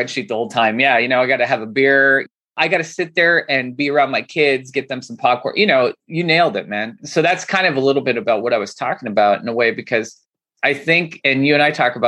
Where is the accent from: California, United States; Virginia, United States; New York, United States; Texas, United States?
California, United States; Santa Clarita; also born or lived in Los Angeles; growing up in Santa Clarita, it's funny. It's like LA. It's an hour north.